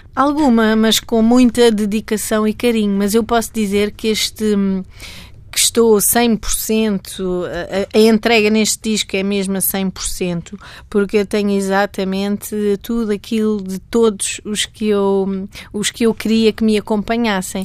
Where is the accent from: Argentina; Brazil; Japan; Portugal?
Portugal; Cadaval, Lisbon; na zona do Cadaval, que é a minha terra